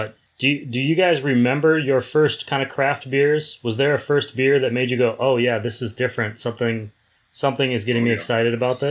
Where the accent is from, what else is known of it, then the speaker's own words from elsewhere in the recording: Wisconsin, United States; I'm from the Midwest, and beer is obviously very important to us in Wisconsin